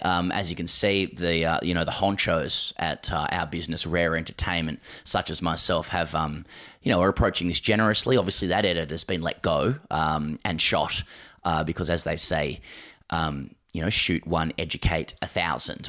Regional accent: Australia; as an Australian

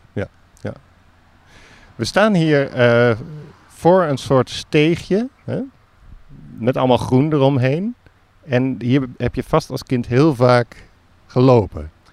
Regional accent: Alphen aan den Rijn, South Holland, Netherlands; moved away; Al van der Rijn, waar ik vandaan kom

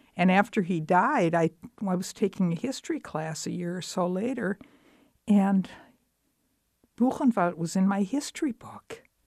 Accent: Dubuque, Iowa, United States; also born or lived in Texas; I grew up in Dubuque

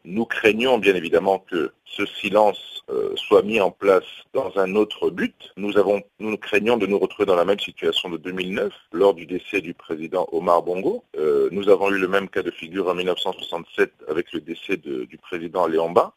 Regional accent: Gabon; nous sommes gabonais

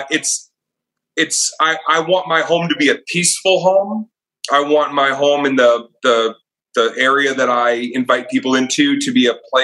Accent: outside of Boston, Massachusetts, United States; I grew up outside of Boston.

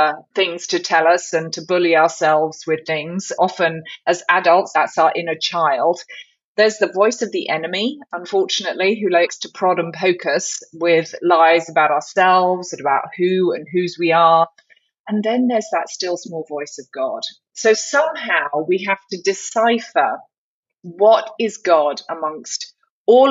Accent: the south of England, United Kingdom; moved away as an adult; now in Charlotte, United States; you can tell I'm from the Deep South, but it's the Deep South of England. And so I am a Brit

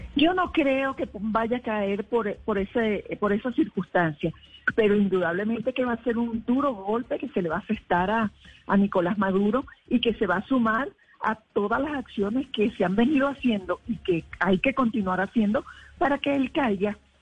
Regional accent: Venezuela; moved away as an adult; now in Colombia

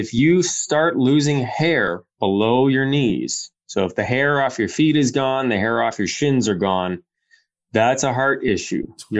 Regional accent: Windsor, Ontario, Canada; I grew up in Windsor as a kid. I had a lot of old Italian friends and their dads and their nonas and papas and all that.

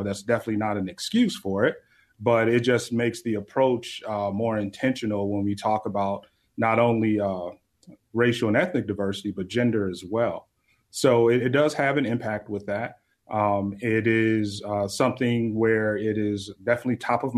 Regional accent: Chicago, Illinois, United States; also born or lived in New York; now in Salt Lake City, United States; Growing up in Chicago, having experienced it personally myself

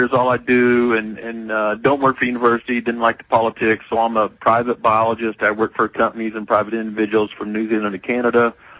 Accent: Missouri, United States; moved away as an adult; also born or lived in Georgia / South Carolina; I'm originally from Missouri

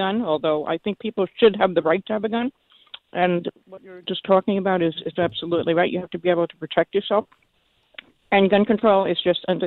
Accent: New York City, New York, United States; I grew up in Brooklyn, but my father was from Pennsylvania

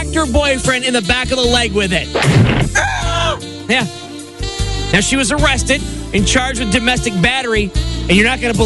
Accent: New York, United States; moved away; Growing up on the East Coast in New York

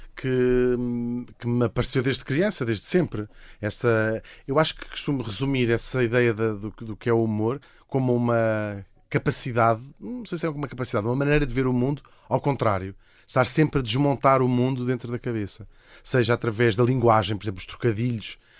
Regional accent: Portugal; fingir que não sou português

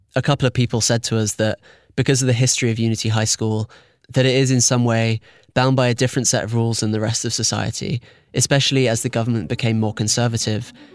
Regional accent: United Kingdom; I'm British

